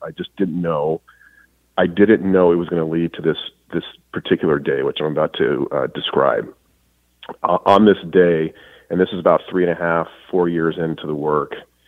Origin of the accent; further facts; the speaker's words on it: New Mexico, United States; moved away as an adult; also born or lived in Colorado / San Diego; now in Los Angeles, United States; I grew up in New Mexico in the high desert